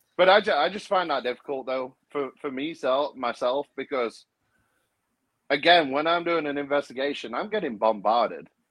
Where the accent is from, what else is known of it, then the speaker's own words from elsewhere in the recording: United Kingdom; that's part of being British